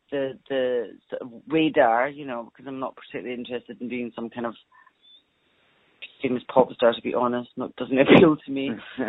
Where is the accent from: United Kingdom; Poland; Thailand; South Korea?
United Kingdom; Scotland; moved away; also born or lived in London / Los Angeles; Well, I grew up in Scotland, which is part of the United Kingdom.